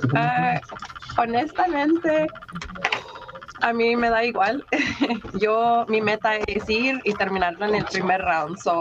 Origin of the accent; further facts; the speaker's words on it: Chaparral, New Mexico, United States; also born or lived in El Paso, Texas; crecí en un este un little town ahí enseguida como 15 minutos norte a Nuevo México. Eh, se llama Chaparral, Nuevo México